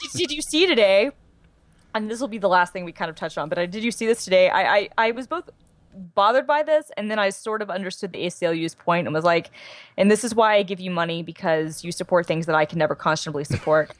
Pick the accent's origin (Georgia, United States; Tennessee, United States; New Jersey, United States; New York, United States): Georgia, United States; born and raised